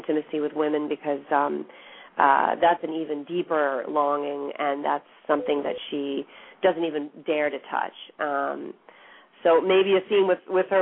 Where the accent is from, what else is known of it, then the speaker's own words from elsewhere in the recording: outside of Boston, Massachusetts, United States; my parents are from Argentina, and I grew up outside of Boston, in a suburb outside of Boston where there weren't many Latinos